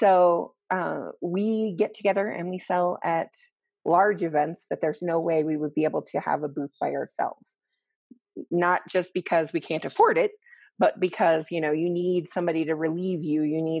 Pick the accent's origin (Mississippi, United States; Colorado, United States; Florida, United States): Colorado, United States; And then the altitude is because we're all from Colorado.